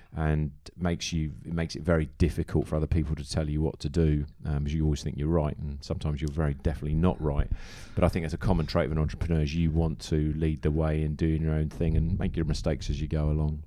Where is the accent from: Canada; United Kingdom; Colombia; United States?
United Kingdom; Farnham, South East England; also born or lived in Farnborough; now in Hong Kong; I was born in Farnborough, but my parents moved to Farnham when I was about two